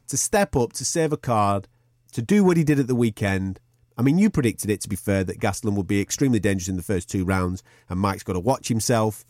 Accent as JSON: {"language": "English", "country": "United Kingdom", "said": "Us as British fight fans"}